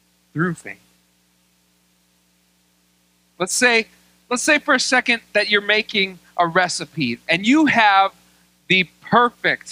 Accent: United States; I love being an American.

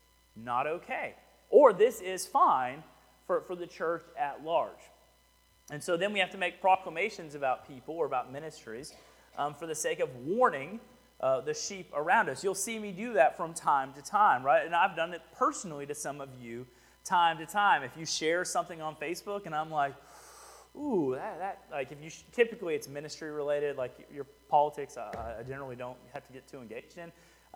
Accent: Houston, Texas, United States; now in Rockdale, United States; I'm from Houston

